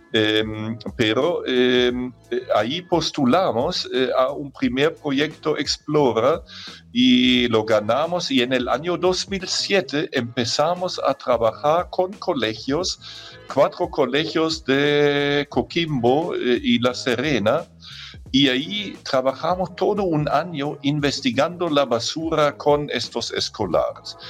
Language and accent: Spanish; Germany; accent: German; Spanish is a second language; moved away as an adult; now in Chile; cuando nosotros estuvimos niños en Alemania, de donde yo soy, como ya se han dado cuenta por mi acento